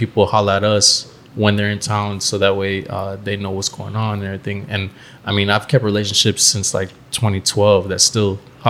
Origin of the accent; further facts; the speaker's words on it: Jamaica; because I'm Jamaican